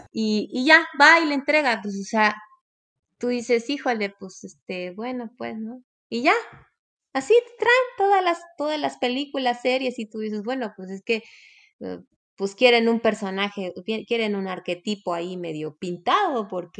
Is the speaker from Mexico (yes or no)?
yes; Mexico